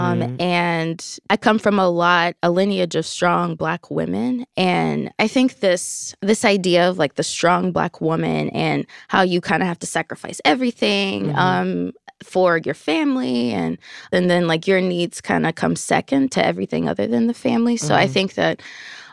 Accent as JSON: {"language": "English", "region": "Kentucky", "country": "United States", "tie": "born or raised there", "said": "I grew up in Kentucky, Southern girl, girl from the countryside, for sure."}